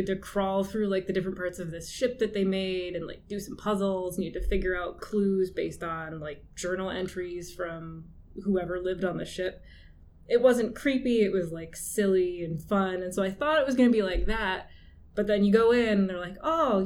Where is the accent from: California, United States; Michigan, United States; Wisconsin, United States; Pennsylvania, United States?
Michigan, United States; Clarkston; moved away as an adult; also born or lived in Pontiac, Michigan / Albion, Michigan; now in St. Catharines, Canada; I'm from Clarkston, Michigan originally, which is just north of Detroit